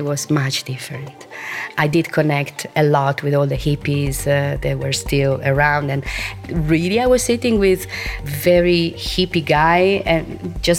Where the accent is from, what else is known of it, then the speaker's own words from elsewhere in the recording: Italy; moved away as an adult; now in Ibiza, Spain; Well, I've been living here since 33 years, as I told you, and I was born in Italy. But the first time I came here, I was 21